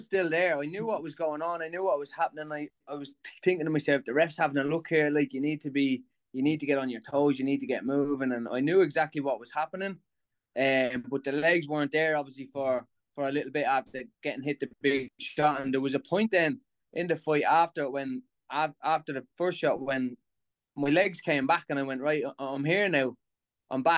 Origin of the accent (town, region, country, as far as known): Dublin, Leinster, Ireland; born or raised there